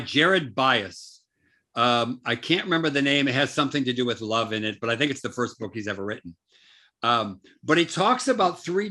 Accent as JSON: {"language": "English", "country": "United States", "tie": "born or raised there", "moved": "yes", "lives_now": "South Africa", "said": "me growing up in America"}